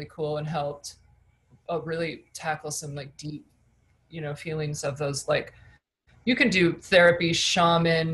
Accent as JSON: {"language": "English", "region": "Michigan", "country": "United States", "moved": "yes", "said": "I come from Michigan, you know, not a lot of money, and people don't really leave where I'm from"}